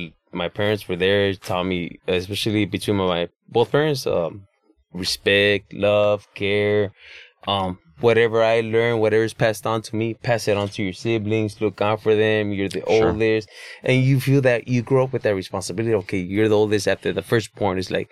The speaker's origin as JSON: {"language": "English", "town": "Los Angeles", "region": "California", "country": "United States", "tie": "born or raised there", "said": "born and raised in East LA."}